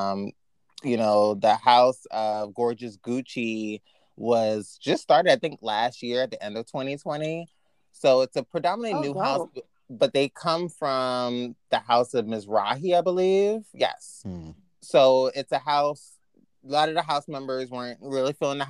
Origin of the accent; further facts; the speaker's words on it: New York, United States; being a New Yorker